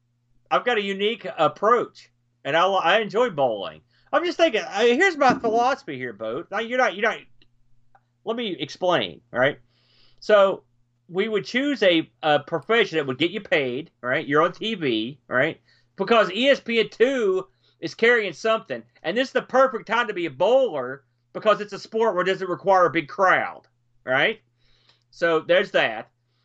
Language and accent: English; New Jersey, United States; I'm from the Jersey Shore